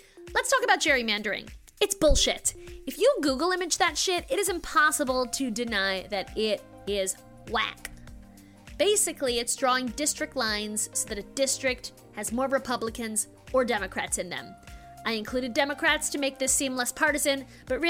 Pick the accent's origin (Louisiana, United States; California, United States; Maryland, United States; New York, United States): Maryland, United States; moved away; I'm from Maryland originally